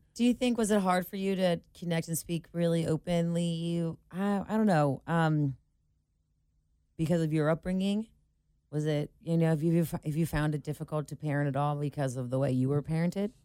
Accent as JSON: {"language": "English", "town": "Cincinnati", "region": "Ohio", "country": "United States", "moved": "as an adult", "said": "I'm from Cincinnati"}